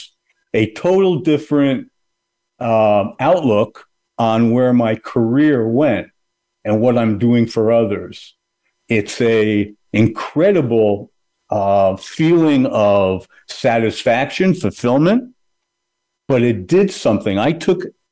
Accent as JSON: {"language": "English", "country": "Canada", "moved": "yes", "lives_now": "New Jersey, United States", "said": "I'm Canadian, so my family's in Canada"}